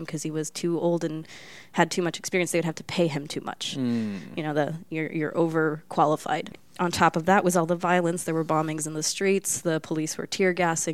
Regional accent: Los Angeles, California, United States; first language Spanish; English is a second language; moved away as an adult; also born or lived in Coon Rapids, Minnesota; I'm from Los Angeles originally

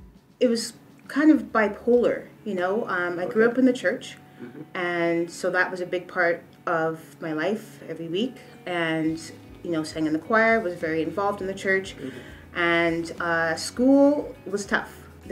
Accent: Trelawny, Jamaica; I'm Jamaican from Trelawney.

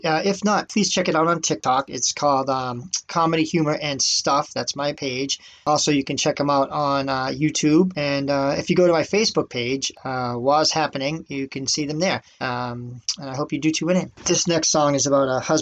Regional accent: Boston, Massachusetts, United States; that's my hometown

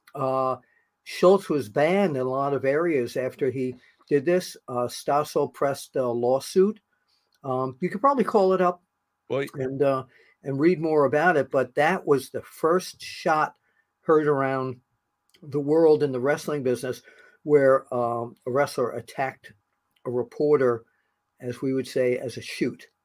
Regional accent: New York, United States; a New Yorker

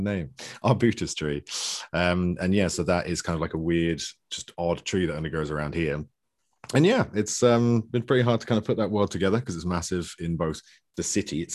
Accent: United Kingdom; also born or lived in west coast of Canada; now in Canada; I'm a British author who lives in the west coast of Canada these days

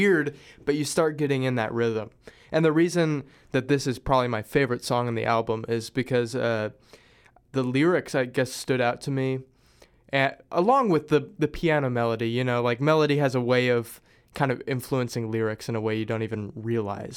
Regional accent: Springfield, Missouri, United States; moved away; I'm originally from Springfield, Missouri

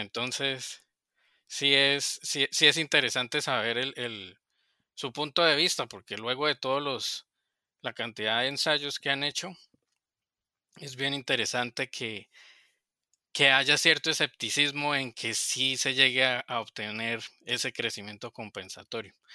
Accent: Colombia; moved away as an adult; also born or lived in Yucatán, Mexico; now in Arkansas, United States; soy colombiano

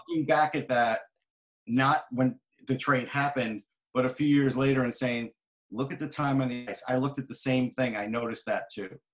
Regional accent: New York, United States; I'm from New York

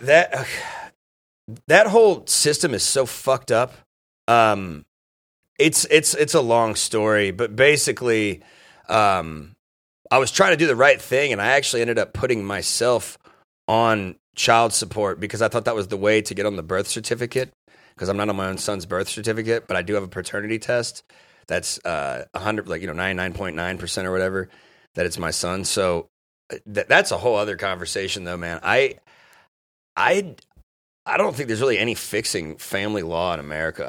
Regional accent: Dayton, Ohio, United States; I'm from Dayton

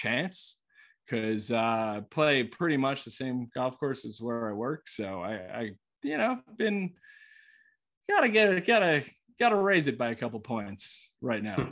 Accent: New York, United States; I'm from New York

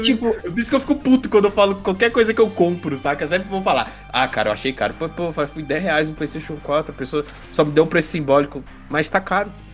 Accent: Brazil; como um bom brasileiro

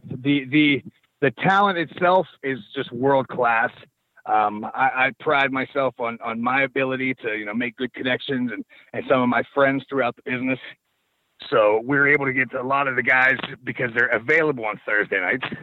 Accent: Pittsburgh, Pennsylvania, United States; I come home to Pittsburgh

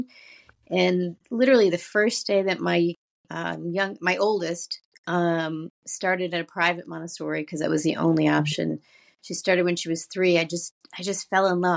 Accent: Buffalo, New York, United States; moved away as an adult; also born or lived in Syracuse, New York; now in Baltimore, United States; I grew up just outside of Buffalo, a small suburb, basically white Christian suburb

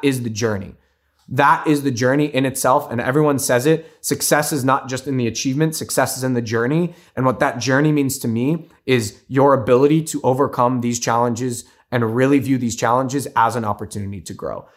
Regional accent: United States; I'm first generation born and raised in the States.

